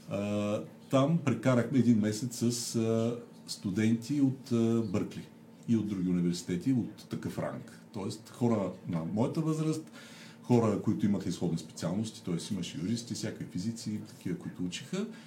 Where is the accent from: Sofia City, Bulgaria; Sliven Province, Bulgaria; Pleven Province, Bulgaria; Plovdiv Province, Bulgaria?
Sliven Province, Bulgaria; Sliven; moved away; аз съм от Сливен, завършил съм там езиковата гимназия